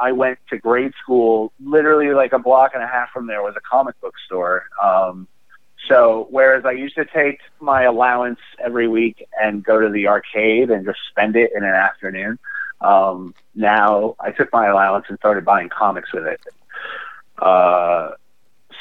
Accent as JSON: {"language": "English", "town": "Chicago", "region": "Illinois", "country": "United States", "tie": "born or raised there", "moved": "yes", "lives_now": "Portland, United States", "said": "I grew up in Chicago"}